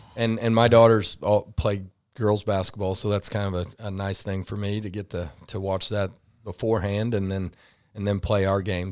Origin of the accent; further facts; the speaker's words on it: Rushville, Indiana, United States; moved away as an adult; also born or lived in Shelbyville, Indiana; Rushville is in it again, my, my hometown